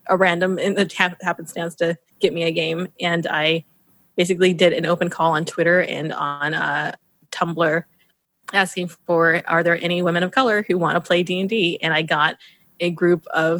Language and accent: English; Mesa, Arizona, United States; moved away as an adult; now in Seattle, United States; I'm from Mesa, Arizona originally, and had been there for like 20 years